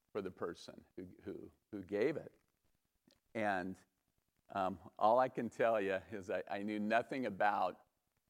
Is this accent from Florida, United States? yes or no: no; Los Altos, California, United States; I was born and raised in Los Altos, over by Loyola Corners